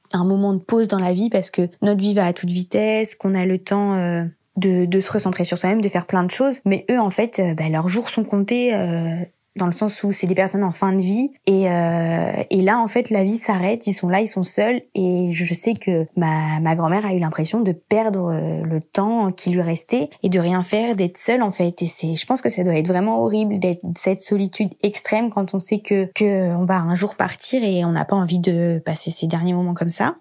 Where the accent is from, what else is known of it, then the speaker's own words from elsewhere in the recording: France; j'étais partie de France en janvier, début janvier